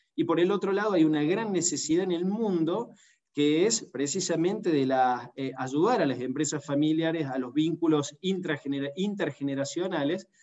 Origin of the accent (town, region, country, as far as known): Argentina